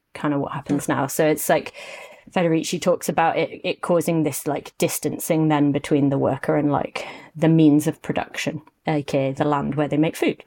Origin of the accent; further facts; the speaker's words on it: United Kingdom; as a British person